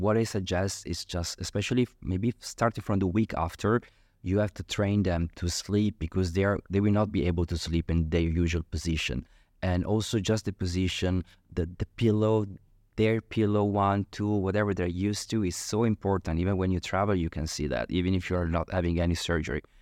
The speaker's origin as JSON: {"language": "English", "town": "Milan", "region": "Lombardy", "country": "Italy", "also_born_or_lived": "Genoa", "moved": "as an adult", "lives_now": "Dubai, United Arab Emirates", "said": "I'm from Italy, and so I'm from Milano, from the countryside, actually"}